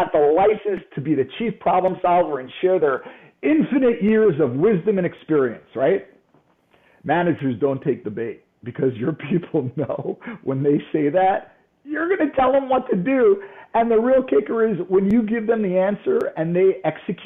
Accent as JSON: {"language": "English", "region": "New York", "country": "United States", "said": "I'm from New York."}